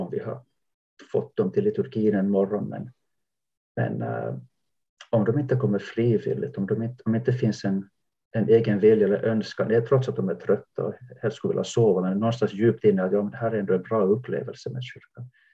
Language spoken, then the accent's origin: Swedish; Jakobstad, Ostrobothnia, Finland; now in Sweden; jag växte upp i, Jakobstad västra Finland vid kusten